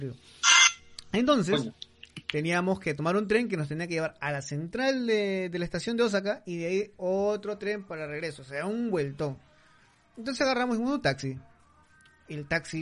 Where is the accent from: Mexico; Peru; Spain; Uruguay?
Peru; now in Tokyo, Japan; me sentía como en mi país